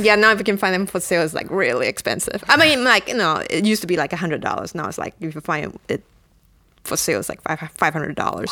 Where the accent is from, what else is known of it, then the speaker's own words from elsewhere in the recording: Singapore; I'm from Singapore